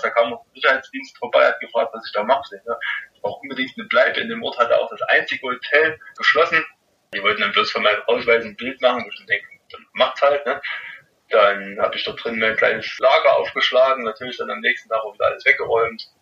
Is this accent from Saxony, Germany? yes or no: yes; Rochlitz, Saxony, Germany; bei mir in Rochlitz durch meine Heimatstadt, wo ich eigentlich herkomme